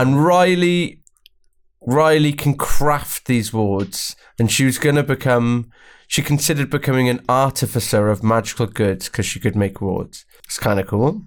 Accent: Welsh, Wales, United Kingdom; I'm Welsh

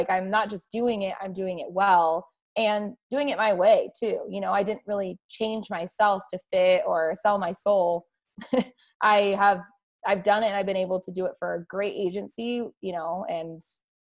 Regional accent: Arizona, United States; I grew up in Arizona

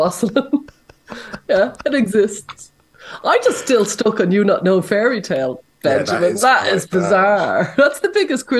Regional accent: Ireland; Sure, I'm Irish.

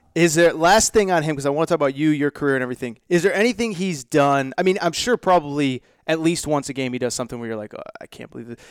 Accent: Connecticut, United States; I went to UConn, but I grew up in Connecticut.

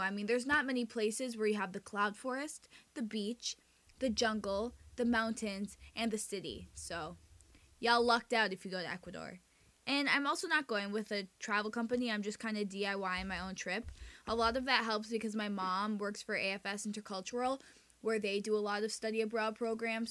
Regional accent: United States; first language Spanish; English is a second language; also born or lived in Santiago, Chile; we moved back to the United States when I was 2 when my mom got pregnant with my brother

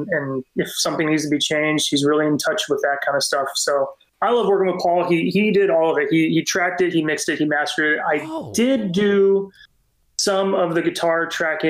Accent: California, United States; we're from California

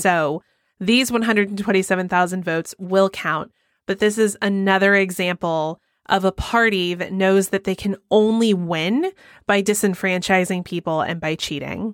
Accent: Georgia, United States; moved away; my home state of Georgia

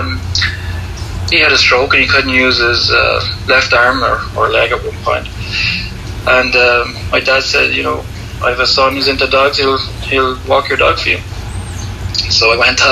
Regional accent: Dublin, Leinster, Ireland; I'm from Dublin, Ireland

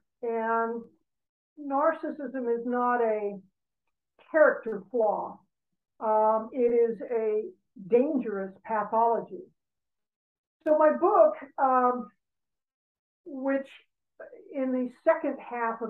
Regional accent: Los Angeles, California, United States; I grew up in Brentwood, and I grew up in a very affluent background

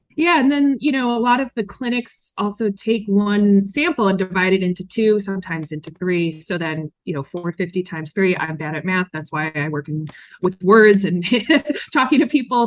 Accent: New York metro area, United States; I grew up in the New York metro area

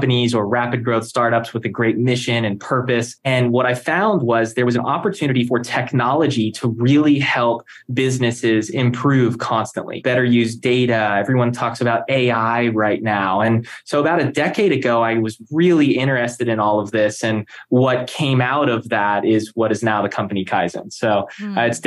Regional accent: Palm Beach Gardens, Florida, United States; growing up in South Florida, you know, Palm Beach Gardens

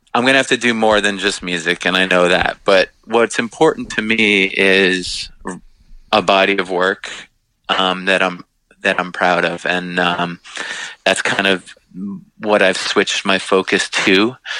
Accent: Long Island, New York, United States; we grew up on Long Island

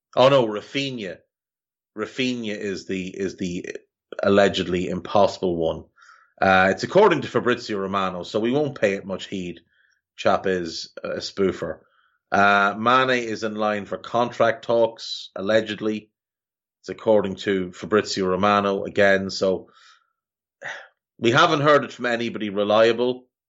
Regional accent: Ireland; growing up in Ireland

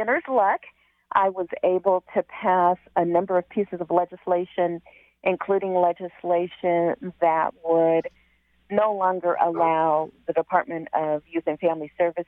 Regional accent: Seattle, Washington, United States; also born or lived in Kent, Washington; I am born and raised in Seattle. I now live on the East Hill of Kent

